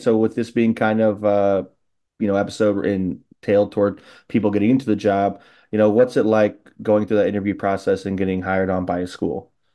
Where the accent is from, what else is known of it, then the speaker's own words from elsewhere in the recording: Illinois, United States; an Illinois guy like myself